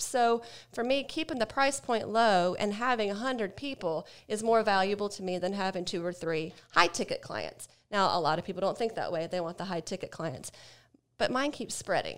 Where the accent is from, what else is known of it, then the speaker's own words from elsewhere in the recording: Ohio, United States; now in Atlanta, United States; I'm from Ohio